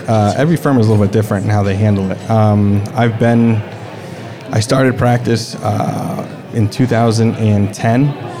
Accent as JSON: {"language": "English", "town": "Bridgeport", "region": "Connecticut", "country": "United States", "tie": "born or raised there", "said": "The greater Bridgeport area."}